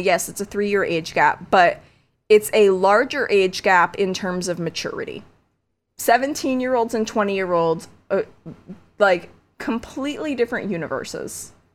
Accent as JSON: {"language": "English", "area": "one town over from Annabelle", "region": "Connecticut", "country": "United States", "tie": "born or raised there", "said": "my hometown is one town over from Annabelle. I grew up twenty minutes from her."}